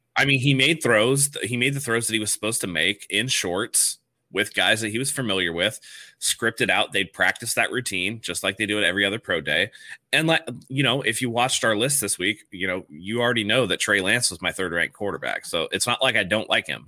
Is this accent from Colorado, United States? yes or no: no; San Francisco, California, United States; moved away as an adult; now in San Diego, United States; I'm from San Francisco. I moved down here, like, only, like, ten years ago